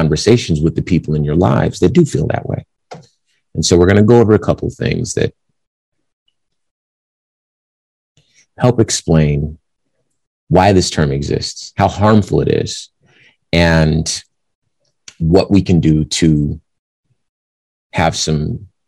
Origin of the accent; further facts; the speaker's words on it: Compton, California, United States; I'm from Compton, California